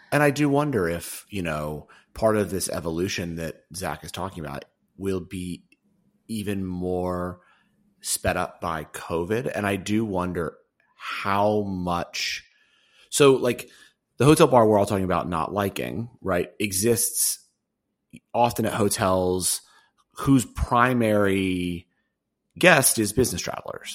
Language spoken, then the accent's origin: English; New York, United States; I'm a New Yorker